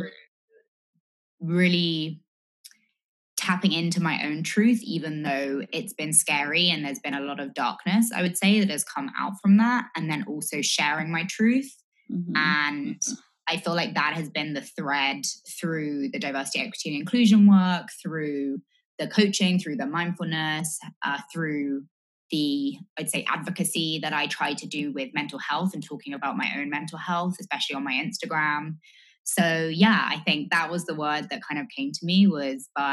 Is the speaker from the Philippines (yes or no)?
no; England, United Kingdom; moved away as an adult; now in United States; I'm originally English. Hopefully it's clear from the accent, but I've lived in the US from 2016, so just over 4 years.